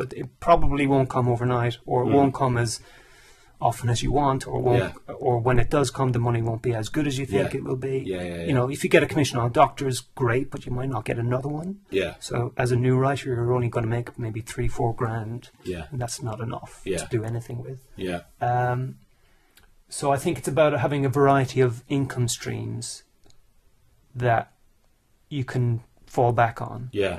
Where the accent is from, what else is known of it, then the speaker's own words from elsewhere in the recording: Ireland; now in United Kingdom; Because I came over to England from Ireland in 1994.